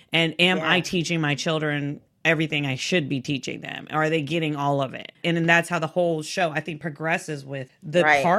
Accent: Texas, United States; I'm from Texas and I'm from the South.

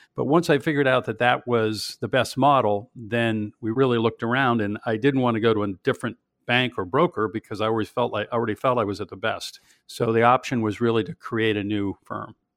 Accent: Pittsburgh, Pennsylvania, United States; I grew up in Pittsburgh

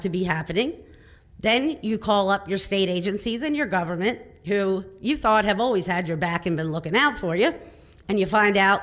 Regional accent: Delta, Pennsylvania, United States; I am from Delta, Pennsylvania, which is southern New York County

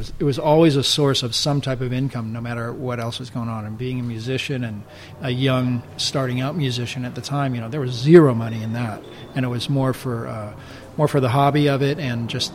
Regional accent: Los Angeles, California, United States; I grew up in California and Los Angeles in Studio City, which is in San Fernando Valley. That's where we all grew up.

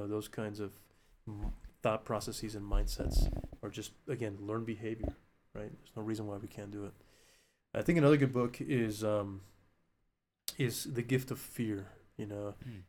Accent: Alaska, United States; now in New Mexico, United States; And there was a time when I didn't want to be in New Mexico anymore because I'm not from here. I grew up in Alaska.

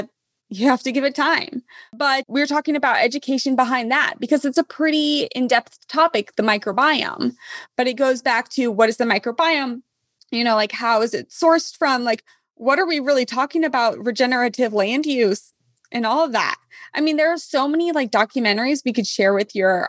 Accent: Kansas, United States; now in California, United States; I'm from Kansas. Okay. I live in California.

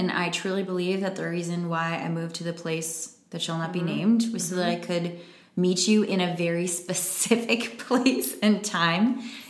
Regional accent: Chicago, Illinois, United States; now in Milwaukee, United States; I'm from Chicago

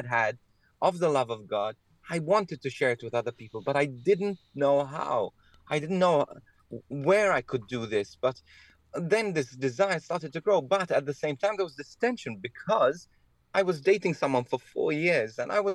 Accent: Malta; I was born in Malta in the Mediterranean. So I was brought up in this beautiful Catholic country

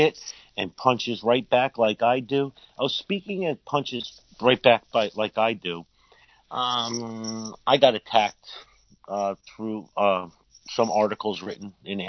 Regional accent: New Jersey, United States; I'm from New Jersey

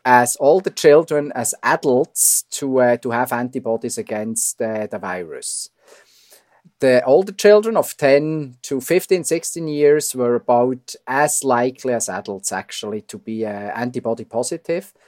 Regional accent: Switzerland; accent: Swiss; moved away as an adult; now in Toronto, Canada; I'm Swiss, as you hear from my accent

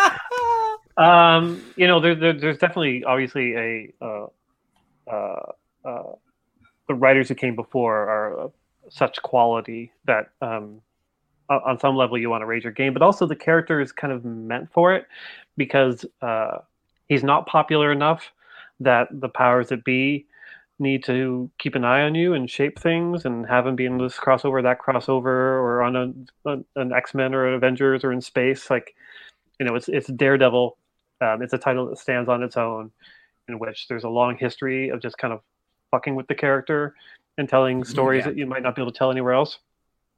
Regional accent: Canada; I'm Canadian.

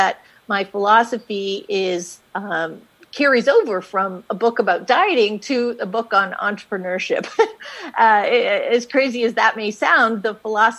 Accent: Canada; now in United States; But then we moved to the States, and I wasn't able to work in the States. I came from Canada, actually, and so I went to law school.

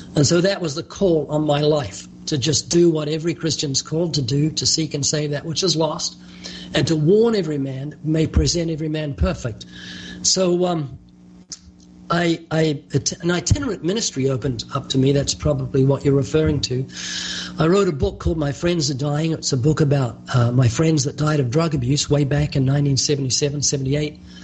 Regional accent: New Zealand; moved away as an adult; now in California, United States; you might notice a slight accent. That's because I was born twice in New Zealand. I've been living in California for, I think, 34 years

